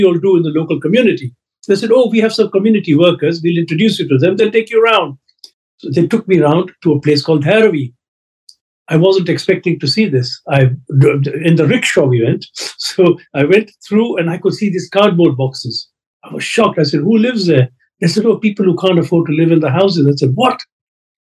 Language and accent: English; Kenya; now in United Kingdom; I was born in Africa, in Kenya.